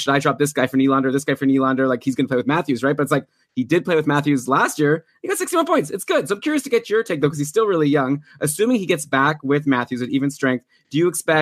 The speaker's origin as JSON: {"language": "English", "town": "Ottawa", "region": "Ontario", "country": "Canada", "also_born_or_lived": "Toronto", "said": "I'm from Ottawa, but I consider my home to be Toronto."}